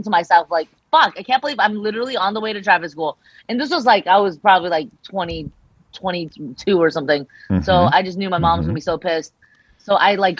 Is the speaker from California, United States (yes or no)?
yes; Temple City, California, United States; English is a second language; Next to Arcadia, you know, I grew up in Temple City